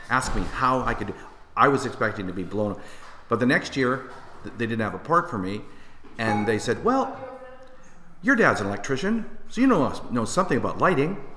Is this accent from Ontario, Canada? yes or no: yes; Windsor, Ontario, Canada; got started in my first year of high school uh, at Riverside High in Windsor, Ontario. I'm Canadian, if you haven't heard my accent uh, uh filtering through.